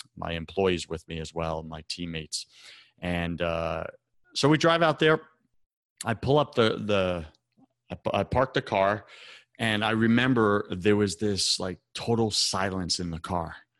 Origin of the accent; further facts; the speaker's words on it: Long Island, New York, United States; moved away; I grew up on Long Island in a, you know, the suburbs